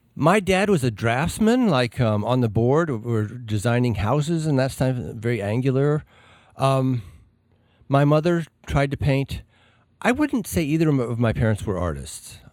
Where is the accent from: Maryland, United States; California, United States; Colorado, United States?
Colorado, United States; Alamosa; moved away; growing up in Alamosa